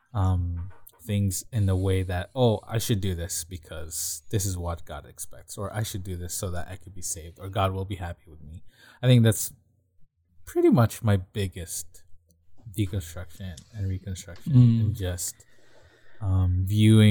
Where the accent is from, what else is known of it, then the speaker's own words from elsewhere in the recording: Philippines; moved away; growing up in the Philippines